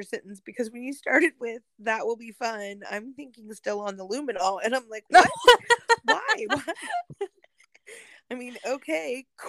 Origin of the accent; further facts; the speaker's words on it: United States; just here as an American